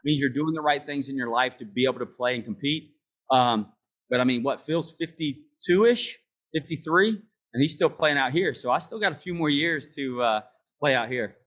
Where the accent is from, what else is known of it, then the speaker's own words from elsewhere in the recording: United States; I'm from America, I live in America